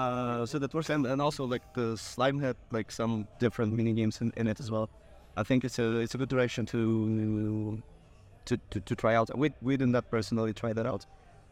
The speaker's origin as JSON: {"language": "English", "country": "Ukraine", "moved": "yes", "lives_now": "Lisbon, Portugal", "said": "I'm from Ukraine, but got based in Lisbon. Yeah, speak Polish."}